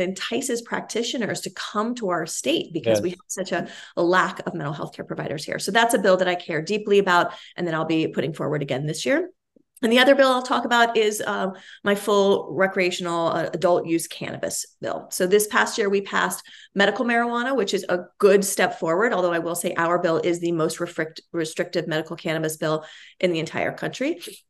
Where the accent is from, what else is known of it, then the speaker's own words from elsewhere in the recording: Cincinnati, Ohio, United States; I grew up with his private practice in the ground floor of the sort of brownstone building that I grew up in Cincinnati, as a matter of fact.